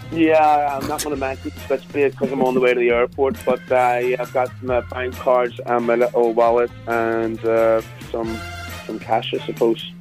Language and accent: English; Belfast, Northern Ireland, United Kingdom; accent: Belfast; I decided to keep my own accent.